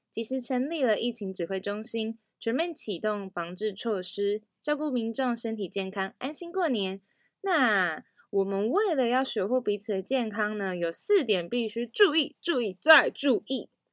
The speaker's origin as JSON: {"language": "Chinese", "area": "Taiparang and Antong communities", "region": "Hualien County", "country": "Taiwan", "said": "我是来自太巴朗部落和安通部落的阿美族"}